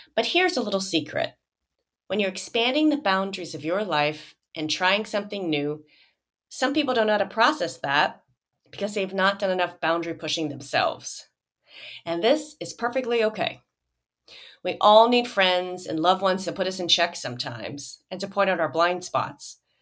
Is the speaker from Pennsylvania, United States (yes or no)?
no; Joliet, Illinois, United States; moved away; my hometown of Joliet, Illinois